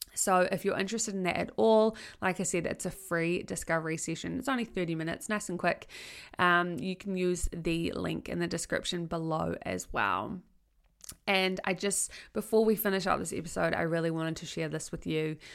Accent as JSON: {"language": "English", "town": "Tauranga", "region": "Bay of Plenty", "country": "New Zealand", "tie": "born or raised there", "also_born_or_lived": "Palmerston North", "said": "I chose to leave Palmerston North and to come back to Tauranga, my hometown"}